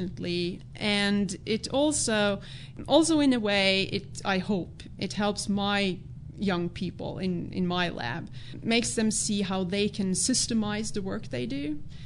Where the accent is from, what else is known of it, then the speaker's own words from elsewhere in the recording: Norway; moved away as an adult; now in United States; I'm Norwegian. Yeah, I grew up in Norway.